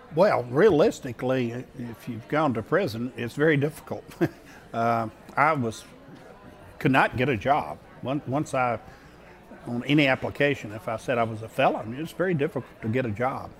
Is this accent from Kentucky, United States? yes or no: no; Shreveport, Louisiana, United States; I grew up in Shreveport, Louisiana